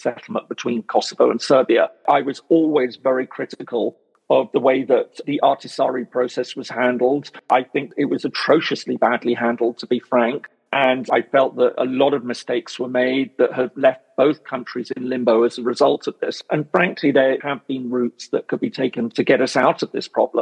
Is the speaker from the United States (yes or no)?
no; United Kingdom; I'm British